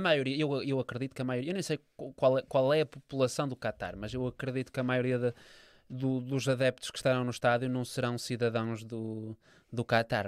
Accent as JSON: {"language": "Portuguese", "country": "Portugal", "said": "eu sou português"}